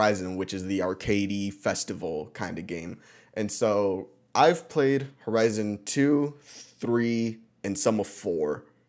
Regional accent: Mexico; because it was from Mexico and we're Mexicans.

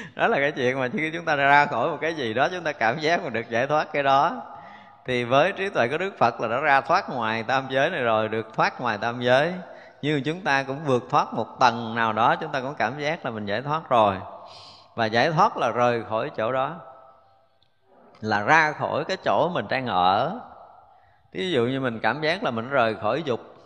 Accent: Vietnam; mình người Việt mình

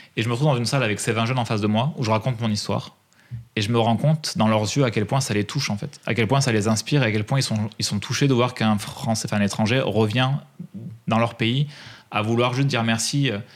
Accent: Drôme, Auvergne-Rhône-Alpes, France; je suis né dans la Drôme

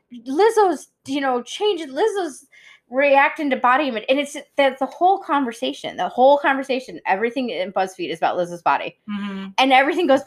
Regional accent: Cass Lake, Michigan, United States; the lake that I grew up on, Cass Lake, is a very active lake

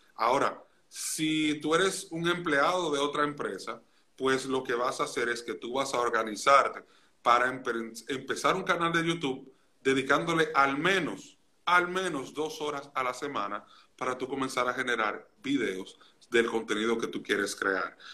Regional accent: Santiago de los Caballeros, Santiago, Dominican Republic; yo nací y me crié en Santiago de los Caballeros en República Dominicana

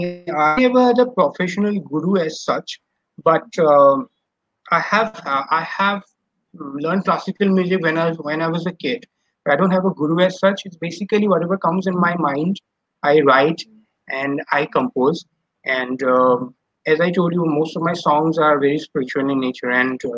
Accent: Guwahati, Assam, India; moved away as an adult; also born or lived in Mumbai; I'm from Guwahati.

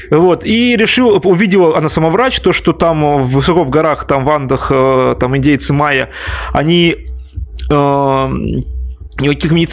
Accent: Tatarstan, Russia; Ну, я так шучу, потому что я сам из Татарстана.

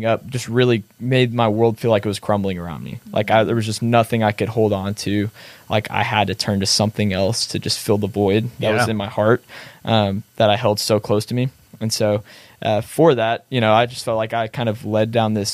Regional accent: Missouri City, Texas, United States; I grew up in Missouri City, which is a suburb right outside of Houston, Texas, Southwest. And so that's a place that I've lived my entire life.

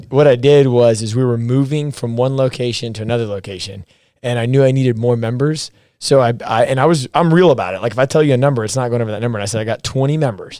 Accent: the South, United States; moved away as an adult; we're from the South

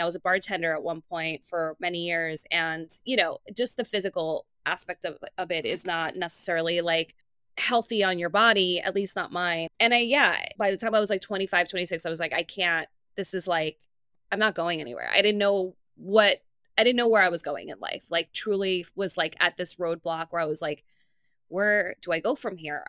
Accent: New York City, New York, United States; I'm from Queens. I came to the city when I was seventeen years old

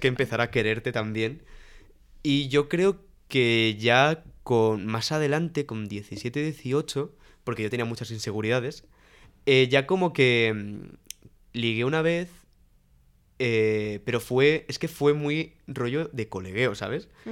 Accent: Alicante, Valencian Community, Spain; moved away as an adult; now in Madrid, Spain; cuando llegué a Madrid, porque yo soy de Alicante

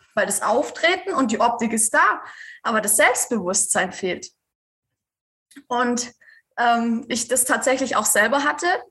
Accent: Swabia, Germany; ich komme aus dem Schwabenland

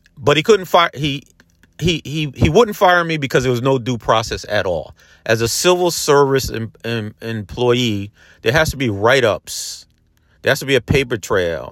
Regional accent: Peekskill, New York, United States; the Peekskill Housing Authority because that's where I grew up

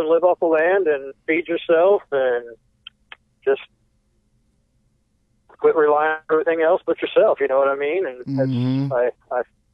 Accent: Indianapolis, Indiana, United States; moved away; also born or lived in Brown County, Indiana / Willits, California; growing up as a kid, growing up in Indianapolis

